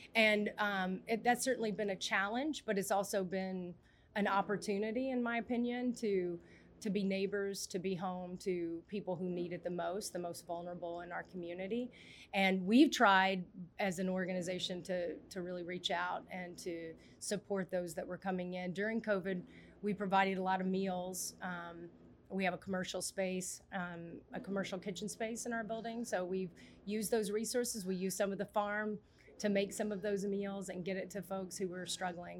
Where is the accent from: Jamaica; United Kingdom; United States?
United States; Mississippi; I grew up in Mississippi, a lot of farmland